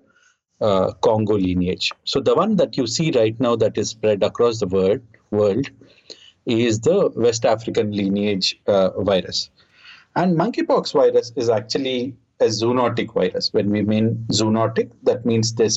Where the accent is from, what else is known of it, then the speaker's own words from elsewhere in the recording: India; I'm from India.